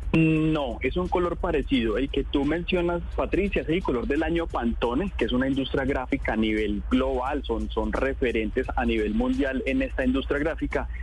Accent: Colombia; Como colombianos a veces tenemos nuestra casa pintada de blanco

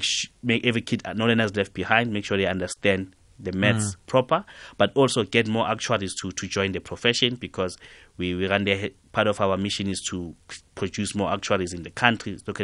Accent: Katlehong, Gauteng, South Africa; At my school, Mponseng Secondary School, I'm from Katlehong

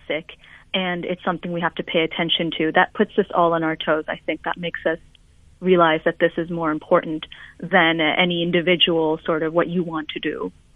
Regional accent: Budapest, Hungary; now in London, United Kingdom; my hometown of Budapest

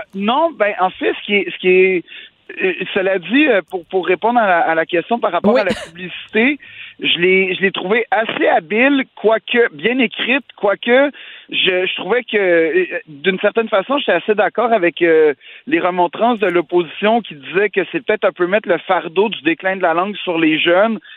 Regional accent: Quebec, Canada

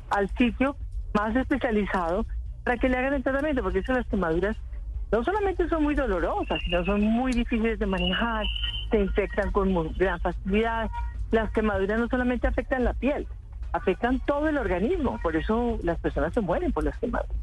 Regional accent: Paisa region, Colombia; also born or lived in Manizales; yo soy paisa, lamento toda aquella época que viví en, Manizales, en la finca de mis tíos y de mis primos

